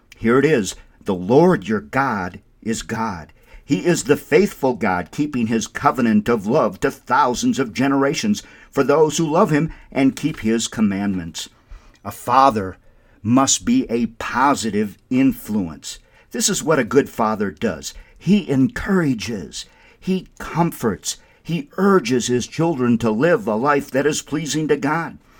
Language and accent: English; Windom, Minnesota, United States; now in Albuquerque, United States; My hometown is that beautiful town, Wyndham, Minnesota